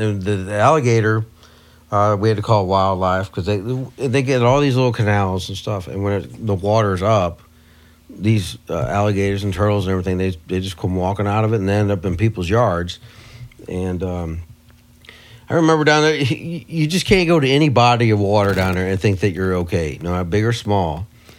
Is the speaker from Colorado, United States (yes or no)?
no; Missouri, United States; I'm from Missouri